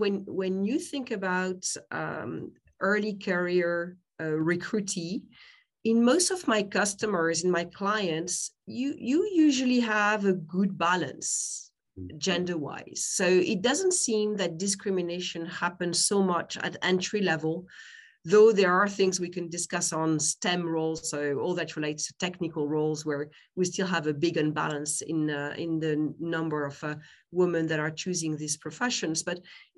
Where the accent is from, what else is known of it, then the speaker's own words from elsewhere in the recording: France; accent: French; English is a second language; I'm French, you can tell by my name, probably by my accent